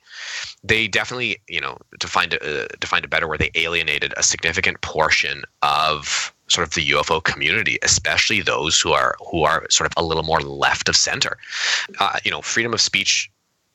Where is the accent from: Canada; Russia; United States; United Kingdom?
Canada; I'm Canadian